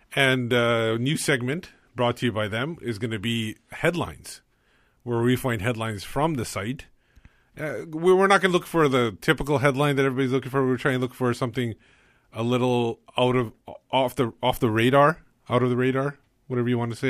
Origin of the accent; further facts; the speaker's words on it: Canada; I was born in Canada